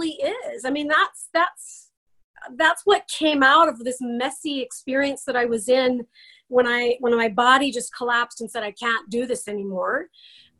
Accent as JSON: {"language": "English", "region": "Idaho", "country": "United States", "said": "I am from Idaho. I live in the Boise area"}